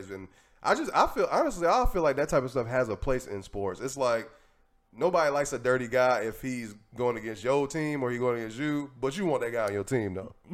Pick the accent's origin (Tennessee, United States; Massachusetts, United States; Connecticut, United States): Tennessee, United States; I mean, I'm from Tennessee.